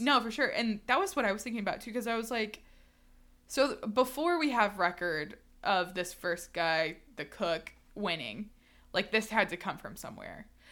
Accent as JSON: {"language": "English", "town": "Houston", "region": "Texas", "country": "United States", "said": "I'm from Houston"}